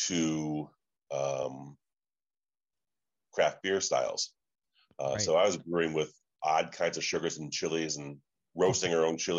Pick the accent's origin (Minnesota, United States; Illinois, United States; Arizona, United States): Illinois, United States; Chicago; moved away as an adult; now in Indianapolis, United States; growing up in Chicago